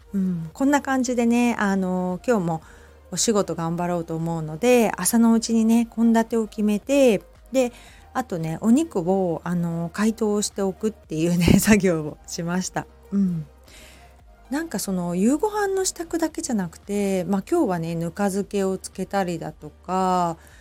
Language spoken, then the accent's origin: Japanese; Shizuoka, Japan; also born or lived in Kita-Kamakura, Kanagawa; now in Kamakura, Japan; 私ね静岡出身なので子供の頃からねもうお茶がある生活っていうのが当たり前で